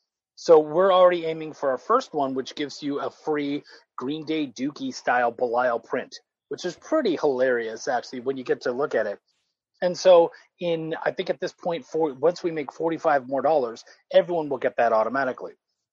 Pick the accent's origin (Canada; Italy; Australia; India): Canada; moved away; I am a short, hairy Canadian. Like, I'm originally from Canada, moved down here